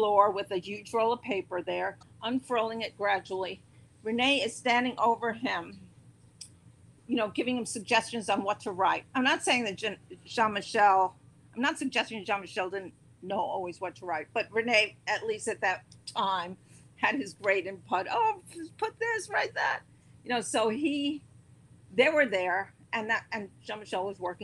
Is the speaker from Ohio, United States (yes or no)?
no; New York, United States; also born or lived in London; I'm a New Yorker